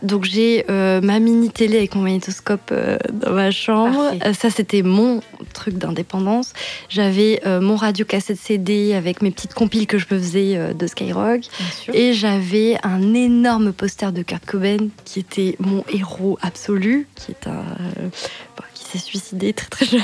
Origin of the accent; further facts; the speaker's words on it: Périgueux, Nouvelle-Aquitaine, France; moved away as an adult; also born or lived in Bordeaux; now in Paris, France; je suis née en Dordogne, j'étais à Périgueux à ce moment-là